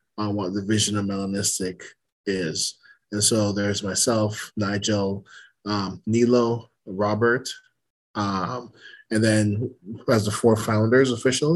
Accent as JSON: {"language": "English", "country": "Jamaica", "also_born_or_lived": "Toronto, Canada / Tokyo, Japan", "moved": "yes", "lives_now": "Edmonton, Canada", "said": "a Jamaican who found himself in Toronto that got lost in Tokyo"}